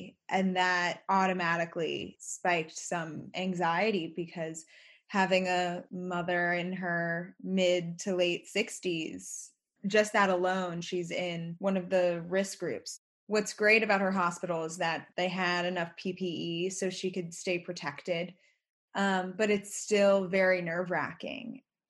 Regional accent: New York City, New York, United States; moved away as an adult; I grew up in New York City and have spent pretty much my entire life there up until grad school.

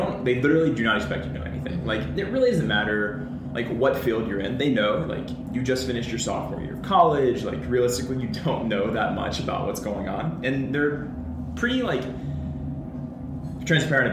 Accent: Nashville, Tennessee, United States; moved away; I'm originally from Nashville, Tennessee.

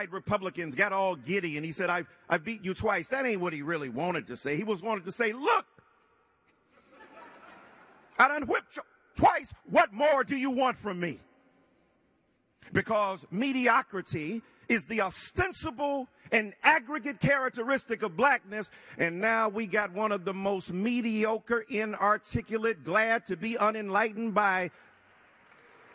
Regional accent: Detroit, Michigan, United States; 67 in Detroit, my hometown

